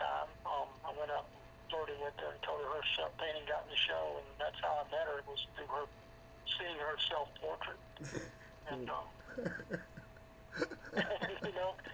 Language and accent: English; Nashville, Tennessee, United States; also born or lived in New York; I was born in Nashville